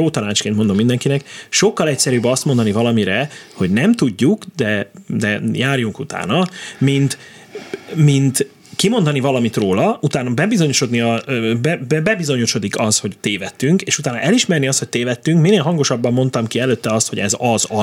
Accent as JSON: {"language": "Hungarian", "town": "Miskolc", "region": "Borsod-Abaúj-Zemplén", "country": "Hungary", "tie": "born or raised there", "said": "Miskolcon nőttem fel"}